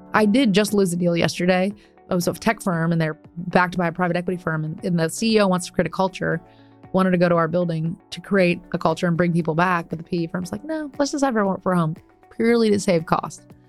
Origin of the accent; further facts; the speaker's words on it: Ohio, United States; moved away as an adult; now in Dallas, United States; I grew up in Ohio